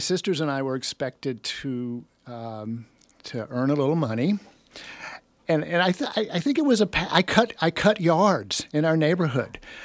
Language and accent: English; Jacksonville, Florida, United States; accent: Alabama; moved away as an adult; also born or lived in Birmingham, Alabama; now in California, United States; third grade was a relocation to Jacksonville, Florida